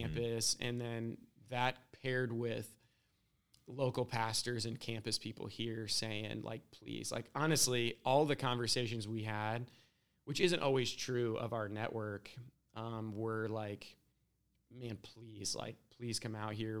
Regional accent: Scranton, Pennsylvania, United States; moved away as an adult; now in Columbus, United States; I grew up just outside of Scranton

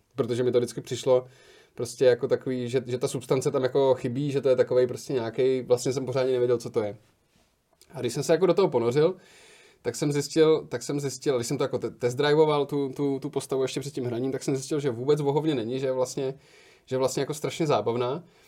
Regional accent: Liberec, Liberec Region, Czechia; moved away; já jsem z Liberce původně, tak jsme šli do libereckého kina Varšava

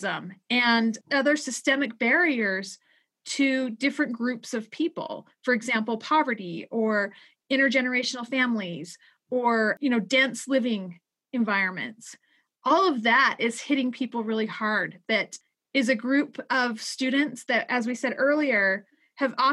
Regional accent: Utah, United States; my home state of Utah

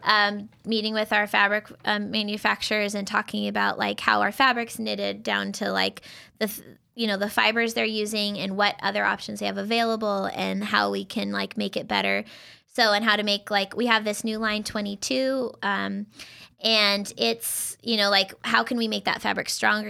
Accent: Idaho, United States; moved away as an adult; now in Tri-Cities, United States; I'm actually from Idaho

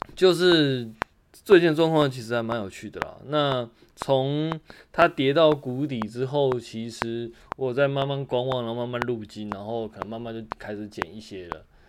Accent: Taiwan; 像我们台湾这边有疫情啊

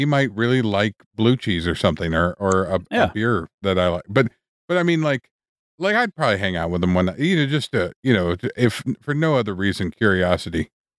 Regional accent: Wisconsin, United States; I wouldn't hang out with Dahmer. Like, there's nothing we're both from Wisconsin.

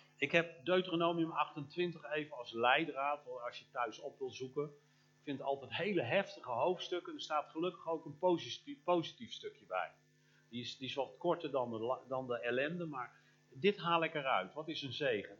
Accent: Limburg, Netherlands; in ons Limburg

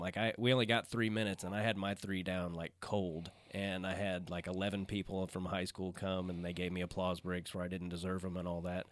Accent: Arkansas, United States; moved away; I was born in Arkansas

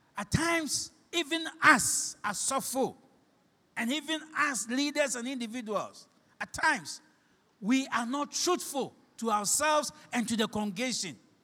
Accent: Shama, Western Region, Ghana; you don't know where I came from. I'm from Shama.

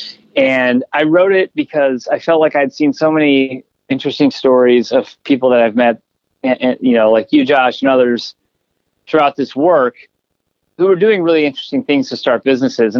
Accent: Chicago, Illinois, United States; Chicago's my hometown, and I love the city

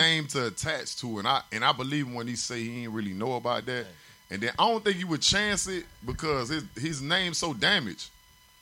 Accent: Richmond Heights, Florida, United States; I'm from Richmond Heights. I'm from down south

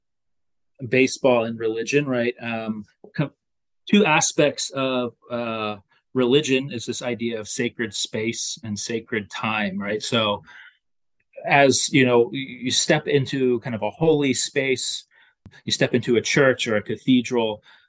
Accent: Lower Delaware, United States; also born or lived in Connecticut; I grew up in Lower Delaware, the kind of equally distant between the Phillies and the Baltimore Orioles

